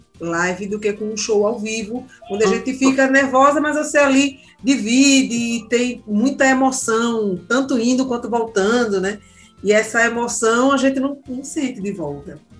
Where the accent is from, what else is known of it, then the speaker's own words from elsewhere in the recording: Jardim São Paulo, Pernambuco, Brazil; eu sou de Jardim São Paulo, eu conheço minhas pessoas, né, os amigos, tudo de periferia